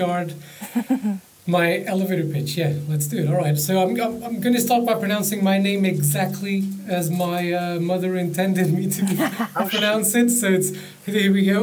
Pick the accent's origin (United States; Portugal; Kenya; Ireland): Portugal; English is a second language; moved away as an adult; also born or lived in Cornwall / London; near my hometown, overlooking the Tagus River